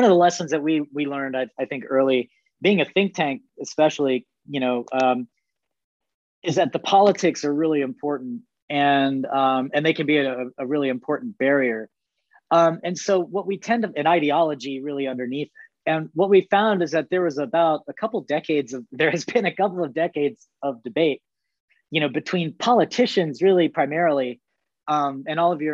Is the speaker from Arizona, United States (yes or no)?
yes; Arizona, United States; That's my home state.